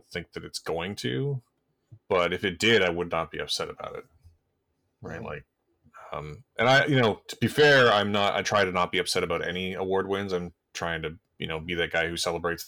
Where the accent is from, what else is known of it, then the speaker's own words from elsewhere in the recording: Canada; as a Canadian